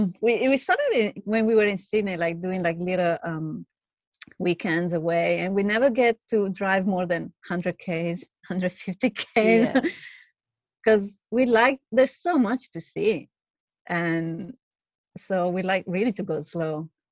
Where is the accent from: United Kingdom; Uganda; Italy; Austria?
Italy; moved away as an adult; now in Australia; I'm from Italy. Yeah, living here in Australia for the past 7 years, actually eight this year.